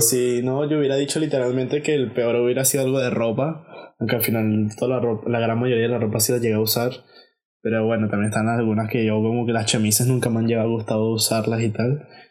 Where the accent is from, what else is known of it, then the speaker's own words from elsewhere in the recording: Venezuela; now in Spain; uno como venezolano